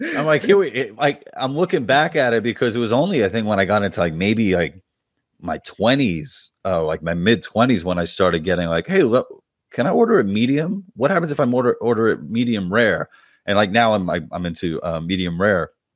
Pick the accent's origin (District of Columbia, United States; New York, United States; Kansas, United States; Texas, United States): New York, United States; I'm from New York